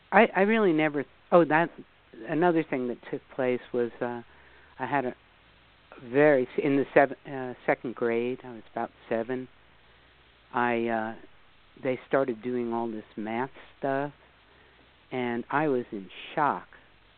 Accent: New York City, New York, United States; I grew up in the New York area, in New York City, actually, to begin with.

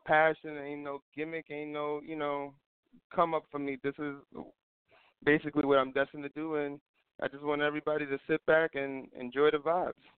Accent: New York City, New York, United States; born and raised in East New York

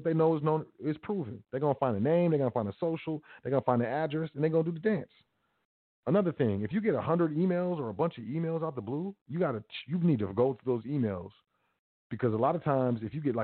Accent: United States; I'm American, I'm not a U.S. citizen.

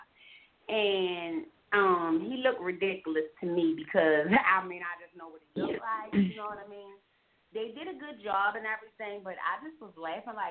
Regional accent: Baltimore, Maryland, United States; I'm from Baltimore

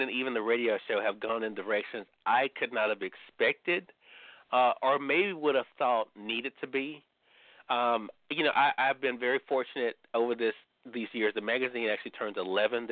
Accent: Mississippi, United States; I'm from Mississippi

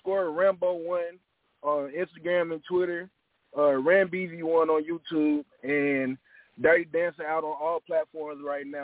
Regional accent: Memphis, Tennessee, United States; I am from Memphis.

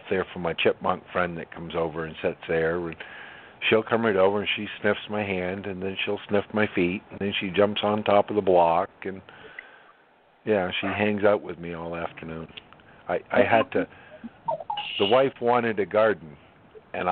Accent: Maine, United States; I'm from Maine, where the French people up north where I grew up

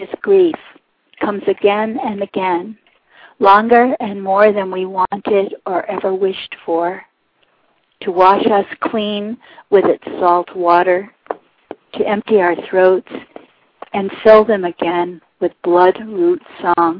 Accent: Walpole, New Hampshire, United States; I'm from Walpole, New Hampshire, and I'm the New Hampshire Poet Laureate.

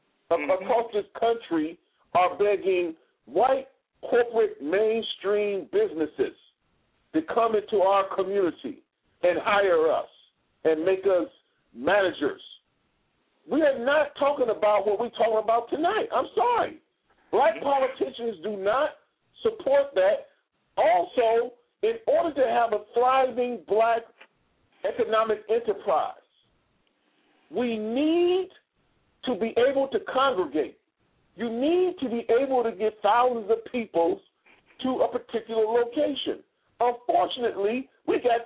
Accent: Detroit, Michigan, United States; In my hometown of Detroit

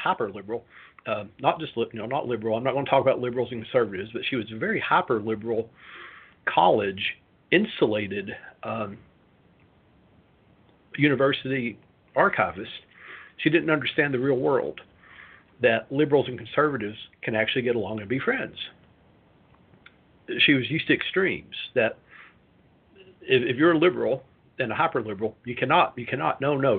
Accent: Knoxville, Tennessee, United States; moved away; also born or lived in Bloomington, Indiana; I grew up in Tennessee, in Knoxville.

